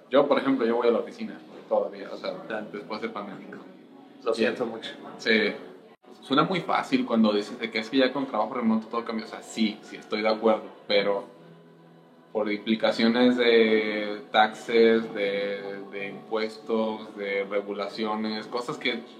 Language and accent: Spanish; Mexico; yo también me naturalicé mexicano y de hecho me siento yo más mexicano, me siento mexicano. la mitad de mi vida pues la viví ahí, eh, yo crecí ahí en México